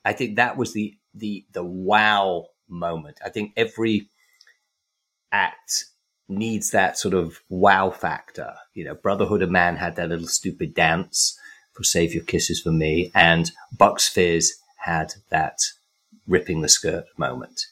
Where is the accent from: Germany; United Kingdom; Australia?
United Kingdom; England; when I was growing up in England